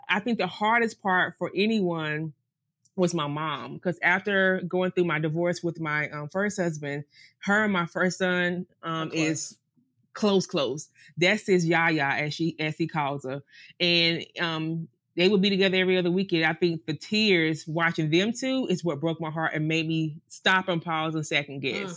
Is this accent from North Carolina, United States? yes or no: yes; the South, North Carolina, United States; moved away as an adult; also born or lived in Greenville, North Carolina / Charlotte, North Carolina; now in St. Maarten; we're from the South